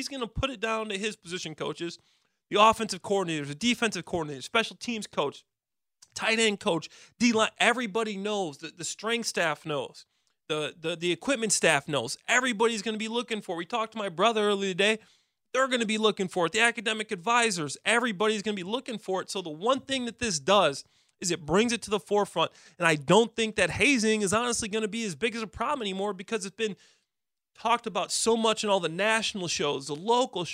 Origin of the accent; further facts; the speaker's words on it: Chicago, Illinois, United States; we're from Chicago.